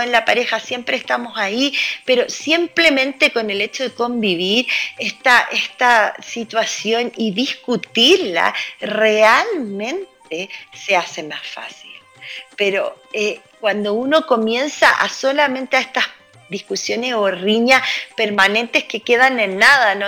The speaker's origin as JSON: {"language": "Spanish", "town": "Santiago", "region": "Santiago Metropolitan Region", "country": "Chile", "said": "como santiaguino"}